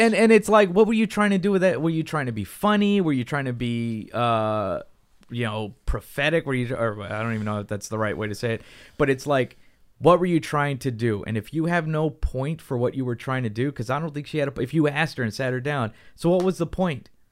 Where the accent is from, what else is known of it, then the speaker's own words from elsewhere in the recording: United States; for us in America